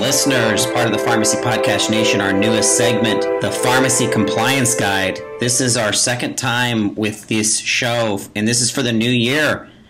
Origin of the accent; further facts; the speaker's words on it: Pennsylvania, United States; the state of Pennsylvania, which is obviously my home state and yours